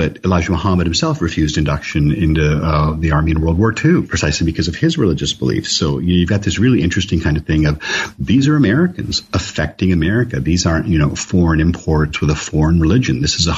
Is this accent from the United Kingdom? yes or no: no; Canada; when I was a kid growing up in Canada in the 70s, you didn't see brown people on television. You didn't see Asians on television.